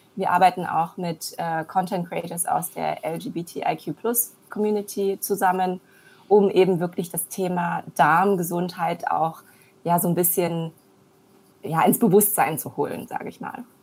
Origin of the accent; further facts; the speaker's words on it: Germany; also born or lived in China; Ich bin gebürtige Chinesin, in Deutschland aufgewachsen